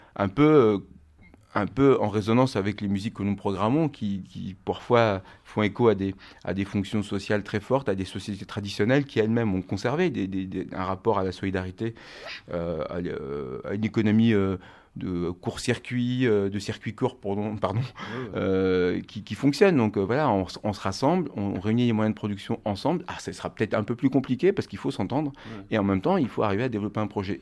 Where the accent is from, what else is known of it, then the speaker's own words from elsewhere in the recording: Normandy, France; moved away as an adult; also born or lived in Rennes; moi, je suis originaire de Normandie et euh, avec des, amis proches euh, qui j'ai grandi en Normandie